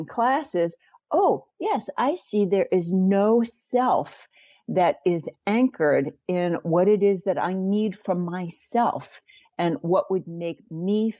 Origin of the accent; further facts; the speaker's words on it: New York, United States; I grew up in New York, Jewish